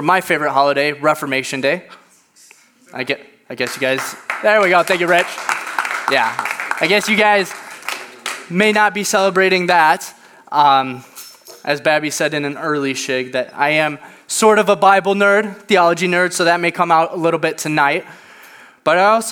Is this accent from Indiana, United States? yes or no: yes; Indiana, United States; moved away as an adult; now in Lake Forest, United States; I'm originally from Indiana.